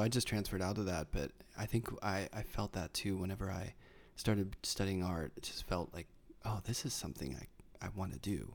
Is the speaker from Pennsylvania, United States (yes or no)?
yes; Carnegie, Pennsylvania, United States; accent: Pittsburghese; moved away; I'm from Pittsburgh, and there's a Pittsburgh accent, but it's very subtle